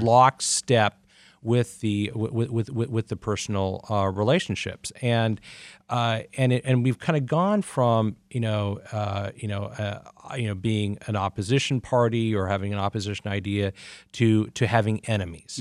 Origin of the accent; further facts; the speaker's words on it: Pacific Northwest, United States; also born or lived in Mid-Atlantic; now in Detroit, United States; I grew up in the Pacific Northwest and the Mid-Atlantic